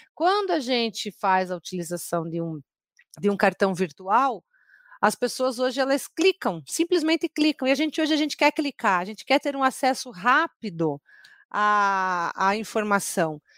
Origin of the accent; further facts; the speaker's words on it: Curitiba, Paraná, Brazil; eu sou curitibana